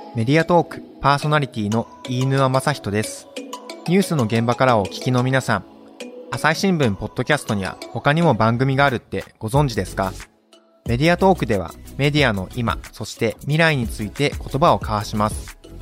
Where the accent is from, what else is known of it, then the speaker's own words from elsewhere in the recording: Uji, Kyoto, Japan; 私、京都の宇治出身なんですけど